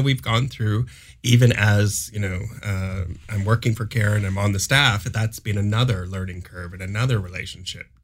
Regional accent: Canada; I always felt proud about being a Canadian and staying in Canada

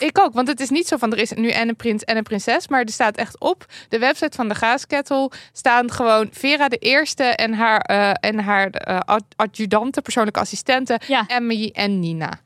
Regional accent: Limburg, Netherlands; bij ons in Limburg

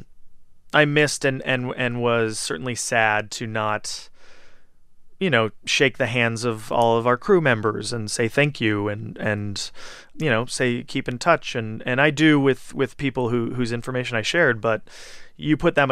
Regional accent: Southern California, United States; moved away as an adult; now in New York, United States; I was raised in Southern California

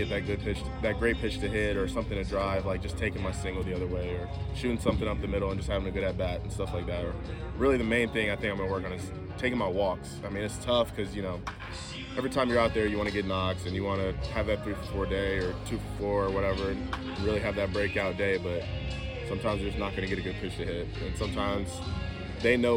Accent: Atlanta, Georgia, United States; growing up in Atlanta

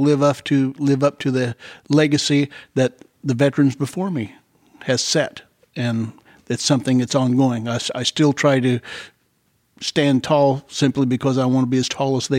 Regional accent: Dayton, Ohio, United States; born there; also born or lived in Mooresville, Indiana; I was born in Dayton, Ohio, Wright-Patt Air Force Base.

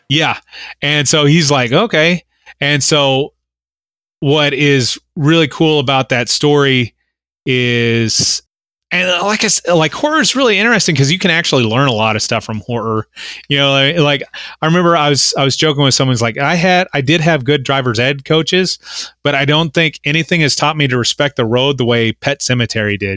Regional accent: Oklahoma, United States; I'm from Oklahoma

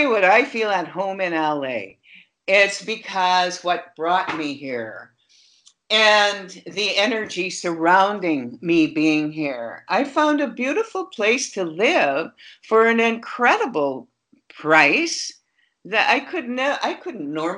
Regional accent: Fort McMurray, Alberta, Canada; moved away; I was born in Fort McMurray

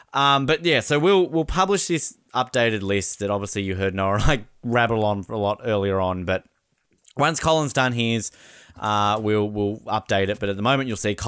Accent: Miami, Florida, United States; I'm from Miami.

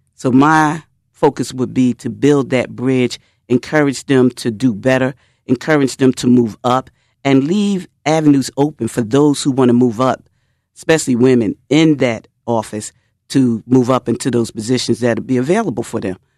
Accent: Philadelphia, Pennsylvania, United States; I grew up in North Philadelphia

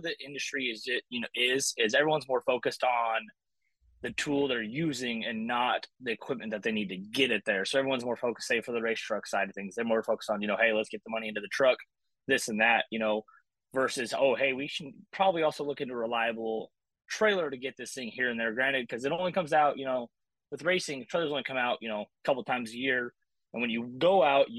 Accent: Idaho, United States; moved away as an adult; also born or lived in Texas; I grew up in Idaho

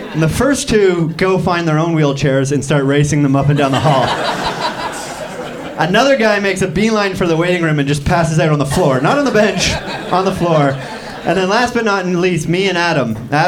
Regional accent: Canada; But I'm from Canada, which we have a healthcare system

